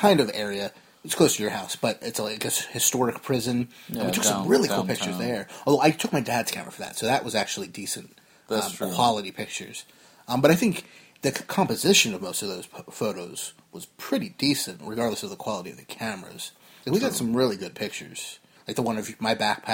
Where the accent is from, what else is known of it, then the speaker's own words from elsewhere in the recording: New Jersey, United States; we are both from Jersey, but the new one, not the one in the UK